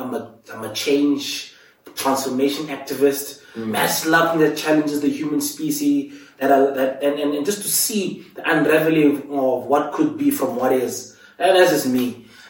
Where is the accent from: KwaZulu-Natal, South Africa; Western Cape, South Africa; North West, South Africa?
Western Cape, South Africa; Cape Town; now in Johannesburg, South Africa; I was actually born in Cape Town, moved to the Eastern Cape back in 29.